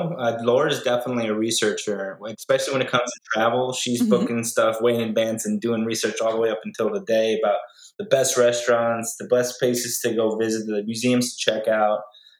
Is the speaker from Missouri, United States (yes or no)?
no; Greenwich, Connecticut, United States; I am from Greenwich, Connecticut.